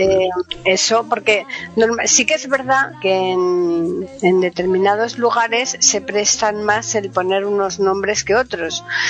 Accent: Seville, Andalusia, Spain; now in Madrid, Spain; En mi tierra hay 40 grados, en Sevilla hay 40 grados

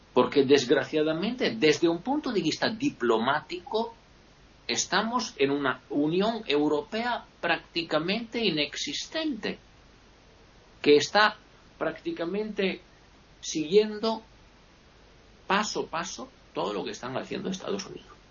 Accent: Italy; yo también como italiano, sobre todo como italiano

